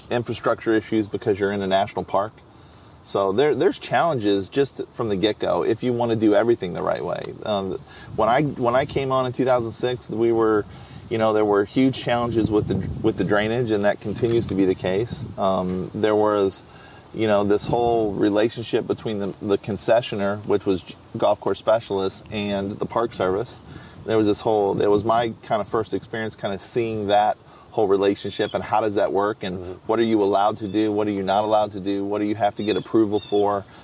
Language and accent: English; St. Louis, Missouri, United States; moved away; also born or lived in El Paso; I grew up in St. Louis